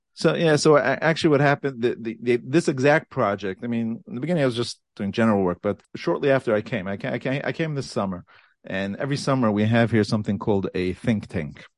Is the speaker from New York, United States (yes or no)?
yes; New York City, New York, United States; moved away as an adult; now in Passaic, United States; Born and raised in a place called Borough Park, New York